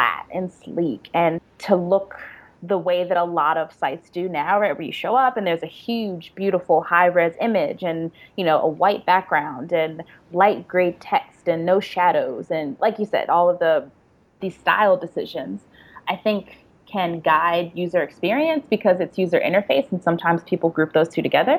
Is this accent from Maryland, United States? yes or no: yes; Prince George's County, Maryland, United States; also born or lived in New York City; now in Atlanta, United States; I grew up in Prince George's County, PG County